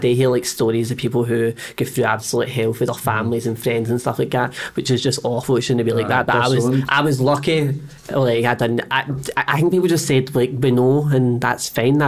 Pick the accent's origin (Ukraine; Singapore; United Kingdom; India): United Kingdom; Scotland; we're Scottish